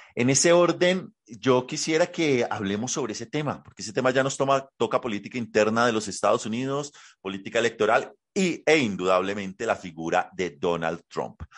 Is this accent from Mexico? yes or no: no; Colombia; quienes somos colombianos